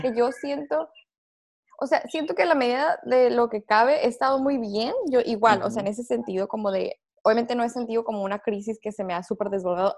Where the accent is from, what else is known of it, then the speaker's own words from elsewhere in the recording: Tijuana, Baja California, Mexico; nosotros somos de Tijuana, acá es como que, ay, paseo de la escuela, ir a Disney